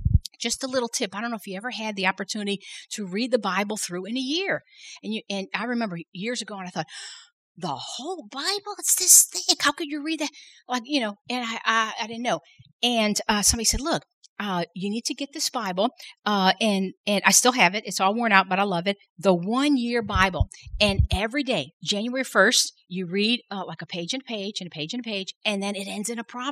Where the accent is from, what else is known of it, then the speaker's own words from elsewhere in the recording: Chicago, Illinois, United States; now in South Louisiana, United States; I didn't grow up in South Louisiana. I grew up in Chicago